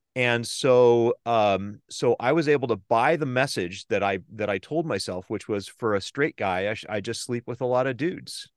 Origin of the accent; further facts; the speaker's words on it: Southern California, United States; moved away as an adult; also born or lived in East Bay, San Francisco Bay Area; now in San Francisco Bay Area, United States; I grew up in Southern California.